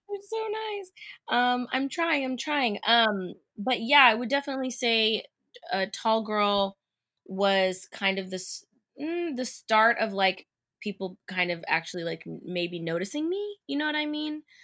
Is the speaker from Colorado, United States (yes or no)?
no; Bakersfield, California, United States; moved away; growing up in Bakersfield watching Disney Channel on T V